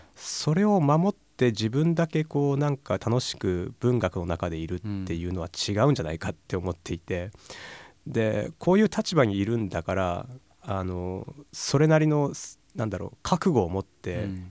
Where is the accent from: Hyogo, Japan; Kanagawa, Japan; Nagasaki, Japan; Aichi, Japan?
Aichi, Japan; moved away as an adult; also born or lived in Fukushima / Tokyo; 出身は愛知県